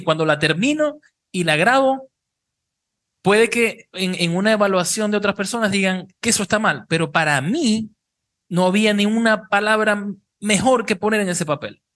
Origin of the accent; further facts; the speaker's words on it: Cabimas, Zulia, Venezuela; now in Panama City, Panama; somos los tres de Cabimas y es como sentirse en casa